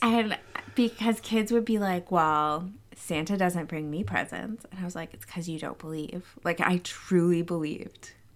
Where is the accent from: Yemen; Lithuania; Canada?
Canada; moved away; my home country of Canada